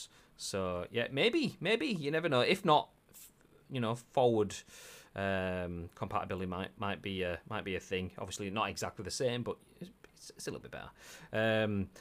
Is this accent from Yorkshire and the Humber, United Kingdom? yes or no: yes; Yorkshire and the Humber, United Kingdom; accent: Yorkshire; my Yorkshire accent